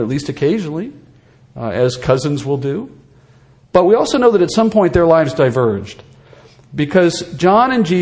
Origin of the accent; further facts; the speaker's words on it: West Texas, United States; I grew up in West Texas, I can tell you, not much there